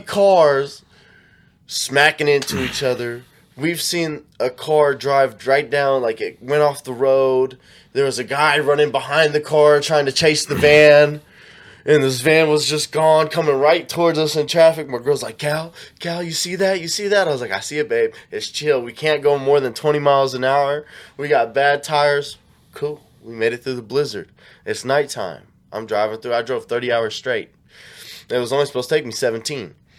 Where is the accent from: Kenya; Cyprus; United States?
United States; Kansas City